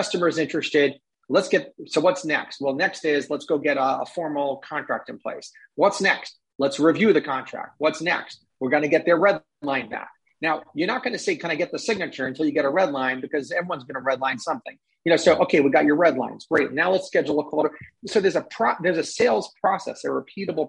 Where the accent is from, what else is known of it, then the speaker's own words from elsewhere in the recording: New York, United States; I'm a New Yorker